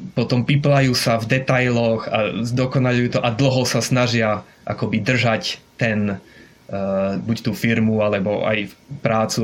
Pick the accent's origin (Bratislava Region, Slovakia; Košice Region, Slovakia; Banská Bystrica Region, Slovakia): Košice Region, Slovakia; Košice; moved away as an adult; also born or lived in Brno / Olomouc; now in Japan; pochádzam z Košíc teda pôvodne